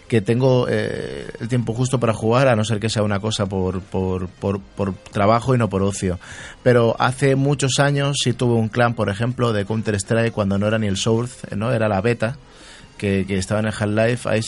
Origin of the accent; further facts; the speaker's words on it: Canary Islands, Spain; moved away; also born or lived in Barcelona; no sé si la gente sabe si soy de Barcelona, pero me crié en Canarias